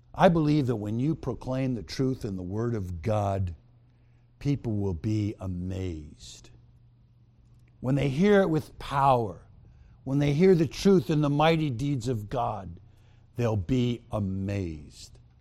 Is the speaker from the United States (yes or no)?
yes; New York, United States; I was born in New York